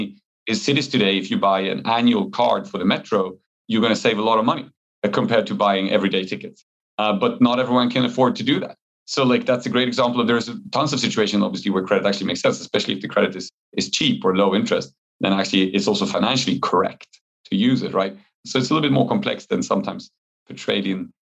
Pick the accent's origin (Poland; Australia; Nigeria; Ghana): Poland; moved away; since it's my home country